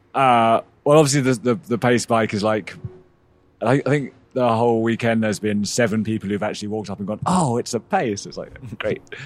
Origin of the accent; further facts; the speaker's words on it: England, United Kingdom; moved away as an adult; also born or lived in Massachusetts; I, I grew up in England